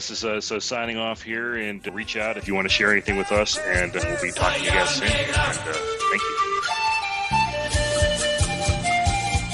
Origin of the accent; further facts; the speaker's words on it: India; I'm Indian, so I don't care.